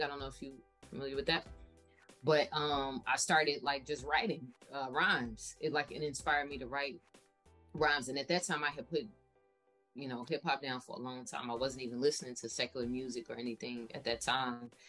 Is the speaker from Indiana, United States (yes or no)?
no; Chicago, Illinois, United States; born and raised in Chicago on the South Side